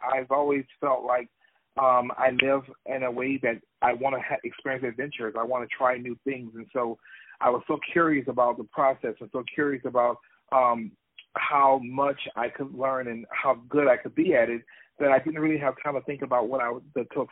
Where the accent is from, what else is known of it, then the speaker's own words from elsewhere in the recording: Louisiana, United States; now in Atlanta, United States; I'm originally from Louisiana